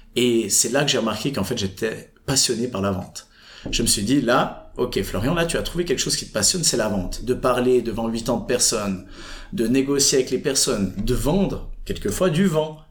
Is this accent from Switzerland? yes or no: yes; Fribourg, Switzerland; j'habite et j'ai grandi pendant toute mon enfance à Fribourg